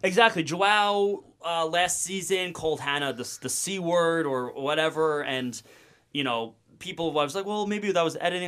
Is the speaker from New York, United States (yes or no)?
yes; Sayville, New York, United States; also born or lived in Virginia; I'm from Long Island, New York, South Shore, a little small town called Sable